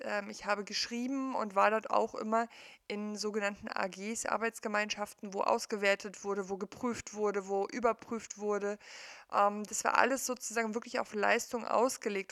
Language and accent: German; East Germany, Germany; ich bin im Osten aufgewachsen, in der DDR aufgewachsen